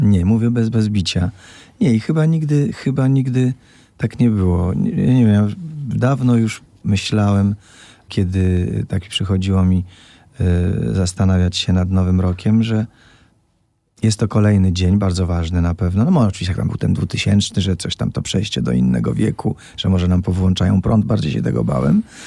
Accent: Opole, Opole Voivodeship, Poland; jestem po szkole muzycznej, po 10 klasach w Opolu, czyli po podstawówce i potem jeszcze dwóch latach średniej szkoły

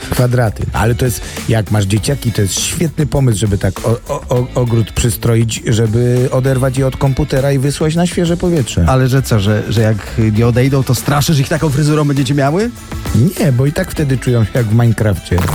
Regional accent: Silesian Voivodeship, Poland; u nas, u nas na Śląsku się nie rojdzie na jubel.

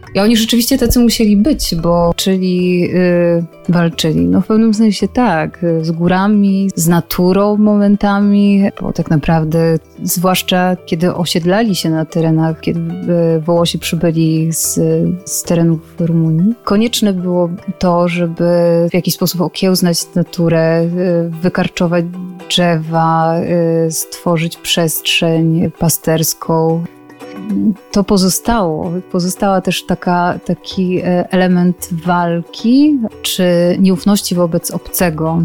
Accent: Wisła, Silesian Voivodeship, Poland; moved away; Wychowywałam się w Wiśle

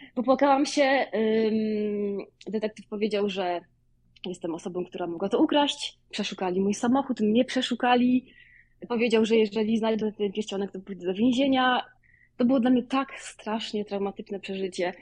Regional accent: Wołomin, Masovian Voivodeship, Poland; moved away as an adult; now in Chicago, United States; Ja pochodzę z Wołomina pod Warszawą.

